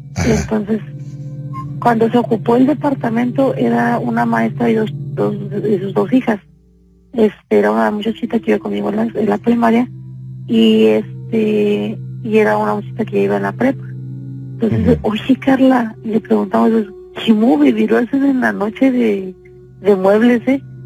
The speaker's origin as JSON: {"language": "Spanish", "country": "Mexico", "moved": "yes", "said": "en México nosotros, nosotros vivíamos en México, de hecho somos de México. Pero eh, tenemos 17 años aquí en Senado"}